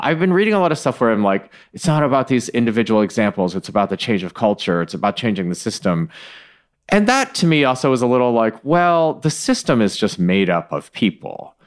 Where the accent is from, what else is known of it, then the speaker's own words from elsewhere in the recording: Michigan, United States; I was born in Michigan